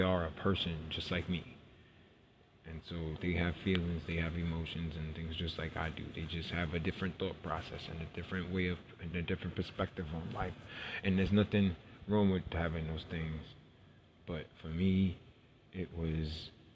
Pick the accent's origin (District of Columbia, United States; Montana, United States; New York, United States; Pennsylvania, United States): New York, United States; New York City; I grew up in New York City. Was born in New York